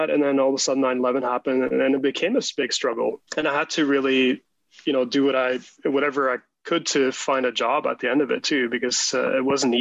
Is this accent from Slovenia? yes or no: no; Canada; also born or lived in Norway; And then when I was about 10, he got offered a job at de Havilland, which you know well now. So that was in the mid-80s, and we moved to Canada.